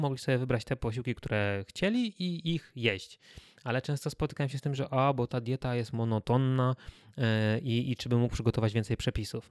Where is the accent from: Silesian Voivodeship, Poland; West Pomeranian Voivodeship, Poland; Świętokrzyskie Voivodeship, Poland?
Świętokrzyskie Voivodeship, Poland; Kielce; jestem z Kielc i chodziłem do czwartego liceum ogólnokształcącego